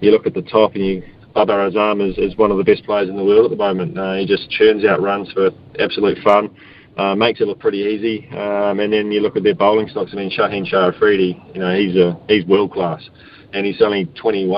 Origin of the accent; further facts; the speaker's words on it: Australia; being an Aussie